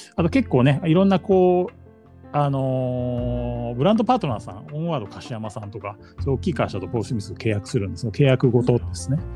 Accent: Okayama, Japan; moved away as an adult; also born or lived in Kyoto / Kichijoji, Tokyo; now in Tokyo, Japan; 1975年岡山県生まれ、うん、で、まあ、大学は京都に行ってでその後、まあ総合商社で10年働き、えーと、起業したのは6年前で、えーと今東京の渋谷で

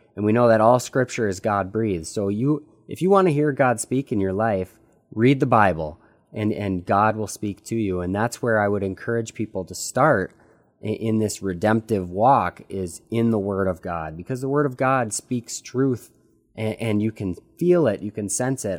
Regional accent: United States; At twenty-two years old, growing up in the United States

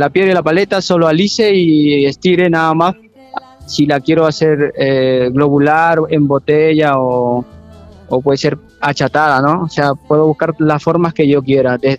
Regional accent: Supe, Lima, Peru; Bueno, yo vengo del norte de Perú, de Lima a cuatro horas. Eh, vengo de la civilización más antigua de América, Caral, supe.

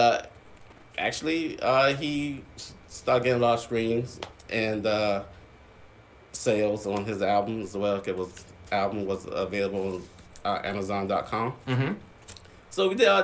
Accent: Charleston, South Carolina, United States; I'm from Charleston, born and raised here in Charleston, South Carolina

